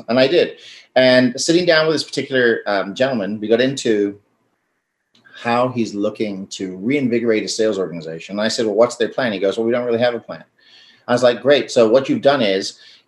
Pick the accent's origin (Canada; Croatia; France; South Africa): South Africa; I'm South African